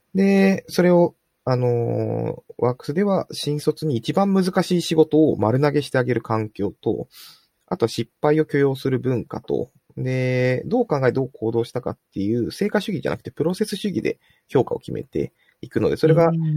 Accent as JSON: {"language": "Japanese", "region": "Fukuoka", "country": "Japan", "tie": "born or raised there", "said": "福岡出身なんですけれども"}